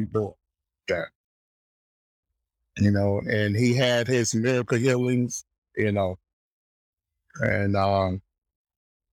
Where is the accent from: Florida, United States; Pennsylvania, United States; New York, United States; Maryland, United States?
Florida, United States; South; I grew up in South Florida